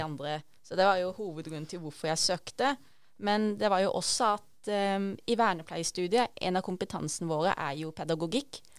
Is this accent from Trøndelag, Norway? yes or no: no; Arendal, Agder, Norway; moved away; Jeg kommer jo egentlig fra Arendal, Sørlandet